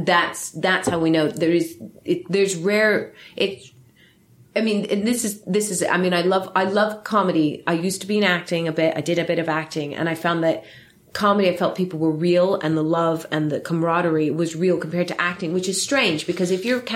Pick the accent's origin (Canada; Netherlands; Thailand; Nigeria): Netherlands; now in United Kingdom; I'm Filipino-German, but born in the UK, raised in Holland